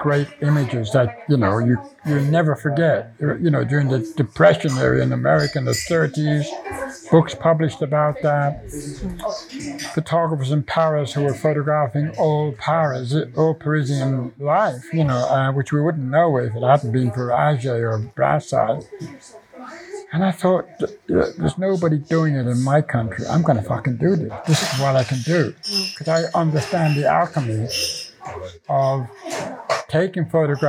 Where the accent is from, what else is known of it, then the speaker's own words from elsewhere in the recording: Athy, Leinster, Ireland; moved away; also born or lived in Dublin / London; Athy was my home, although I was born in Dublin